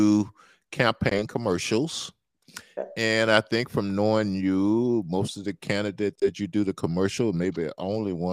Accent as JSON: {"language": "English", "town": "Natchez", "region": "Mississippi", "country": "United States", "tie": "born or raised there", "moved": "yes", "lives_now": "Minnesota, United States", "said": "my hometown in Natchez, Mississippi"}